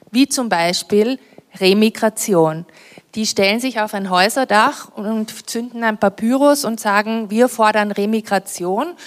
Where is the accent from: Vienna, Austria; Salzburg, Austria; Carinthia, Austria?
Carinthia, Austria; Villach; ich komme ja aus Kärnten, ich bin in Kärnten aufgewachsen